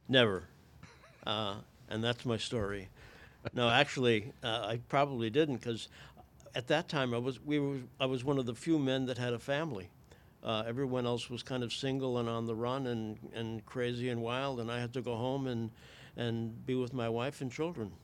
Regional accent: Plainville, Connecticut, United States; moved away as an adult; also born or lived in Hartford, Connecticut; now in Canada; I'm from Plainville, Connecticut

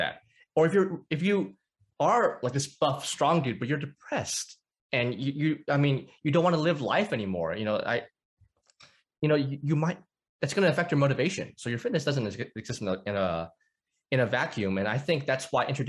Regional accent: North Arkansas, United States; So I grew up in the Bible Belt. I'm in Arkansas. North Arkansas, actually.

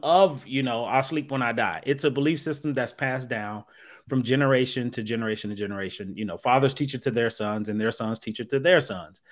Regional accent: Dayton, Ohio, United States; now in New Jersey, United States; I'm originally from Dayton, Ohio

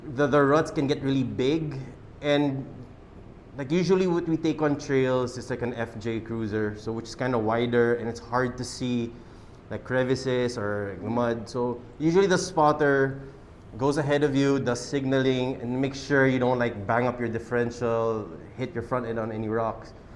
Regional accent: Quezon City, Metro Manila, Philippines; we're from Quezon City

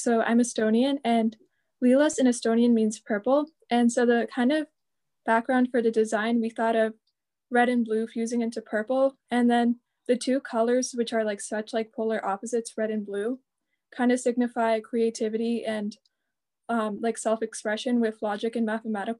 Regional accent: Marlborough, Massachusetts, United States; I'm 17. I'm from Marlboro

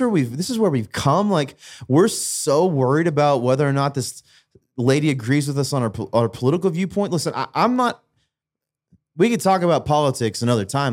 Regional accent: United States; as an American culturally

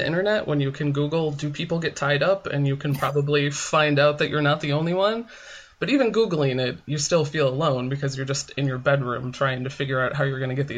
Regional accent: Midwest, United States; moved away as an adult; now in Portland, United States; I grew up in the Midwest

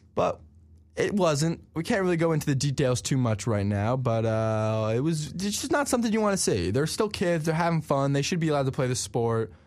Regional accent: New Jersey, United States; my home state

